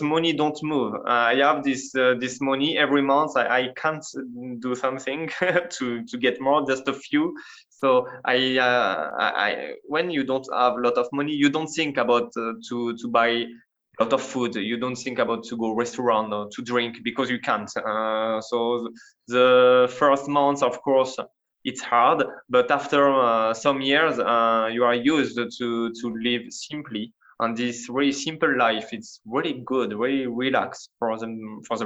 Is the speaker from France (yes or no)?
yes; France; accent: French; English is a second language; now in Sakai, Japan; It's my French accent